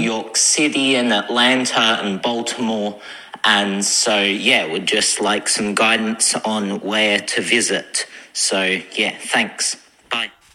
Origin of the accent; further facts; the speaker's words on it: Australia; from Australia